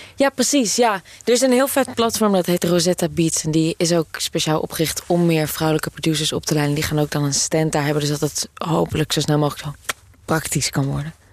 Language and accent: Dutch; Amsterdam, North Holland, Netherlands; ik kom uit Amsterdam.